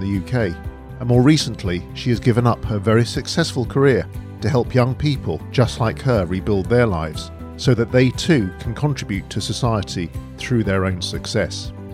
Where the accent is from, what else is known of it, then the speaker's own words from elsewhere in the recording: London, United Kingdom; I'm a northwest London boy myself